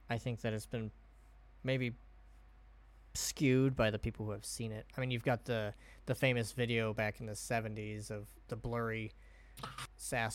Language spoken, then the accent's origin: English; Oregon, United States; growing up in Oregon